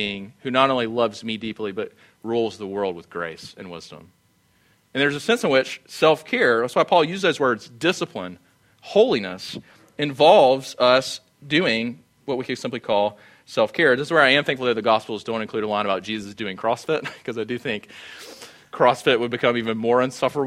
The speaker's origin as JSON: {"language": "English", "town": "Sumter", "region": "South Carolina", "country": "United States", "tie": "born or raised there", "moved": "yes", "said": "I grew up in Sumter."}